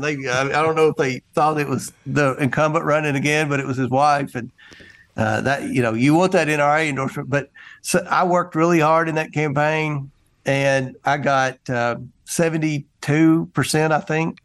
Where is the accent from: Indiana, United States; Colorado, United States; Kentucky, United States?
Kentucky, United States; also born or lived in Carthage, Tennessee; I was born in Carthage, Tennessee, which is the hometown of Al Gore. And I, I grew up in Kentucky